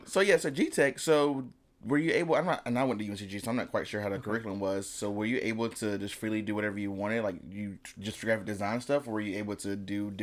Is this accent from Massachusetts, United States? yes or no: no; High Point, North Carolina, United States; I grew up in High Point.